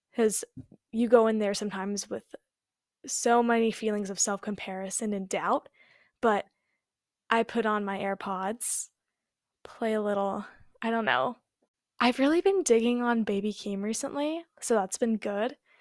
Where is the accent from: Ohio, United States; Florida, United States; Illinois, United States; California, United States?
California, United States; I was born and raised in California